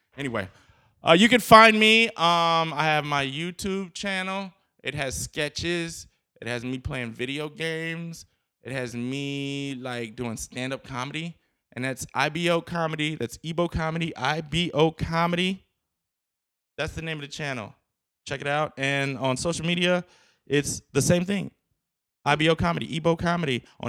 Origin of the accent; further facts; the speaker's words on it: United States; I'm American.